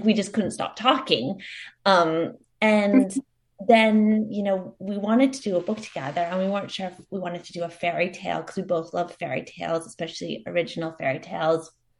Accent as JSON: {"language": "English", "region": "Queensland", "country": "Australia", "tie": "born or raised there", "said": "It's a story that is very much inspired by my growing up on the Sunshine Coast and amidst much wildlife"}